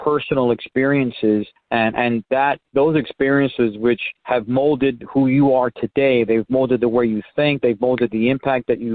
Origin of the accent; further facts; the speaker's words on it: New York City, New York, United States; now in Dallas, United States; I grew up in Spanish Harlem